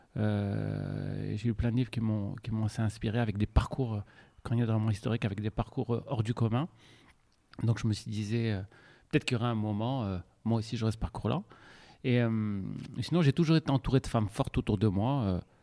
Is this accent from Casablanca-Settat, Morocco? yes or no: yes; Casablanca, Casablanca-Settat, Morocco; moved away as an adult; also born or lived in Montpellier; j'ai grandi à Casablanca